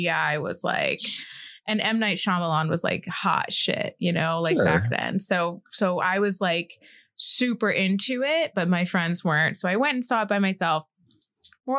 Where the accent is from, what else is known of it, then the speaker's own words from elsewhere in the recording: Boston, Massachusetts, United States; now in Orlando, United States; I grew up in Boston, Massachusetts